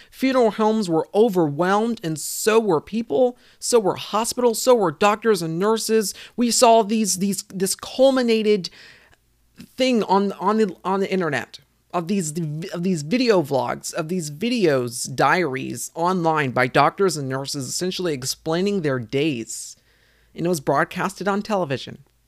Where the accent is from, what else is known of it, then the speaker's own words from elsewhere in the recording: South Carolina, United States; my home state here in South Carolina